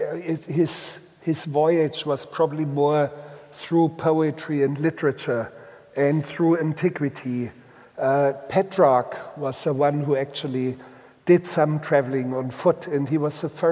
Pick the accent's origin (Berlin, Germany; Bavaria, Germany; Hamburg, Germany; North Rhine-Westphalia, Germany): Bavaria, Germany; first language Bavarian; English is a second language; moved away; in this mountain, most remote mountain valley in Bavaria that has anchored me in life. And also in language. My first language was Bavarian